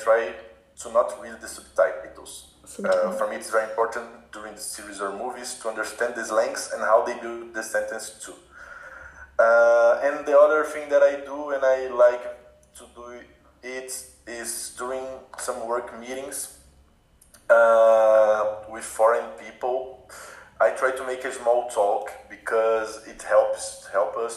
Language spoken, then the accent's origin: English; Brazil; English is a second language; we are not in contact with the language every time here in Brazil